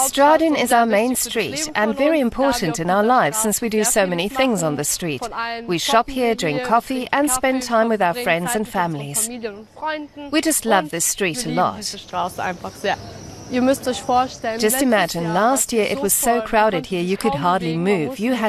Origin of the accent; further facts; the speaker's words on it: Dubrovnik, Dubrovnik-Neretva County, Croatia; moved away; also born or lived in Frankfurt, Germany; I'm from Dubrovnik, but I lived in Frankfurt for a few years and returned to my wonderful home country after finishing high school.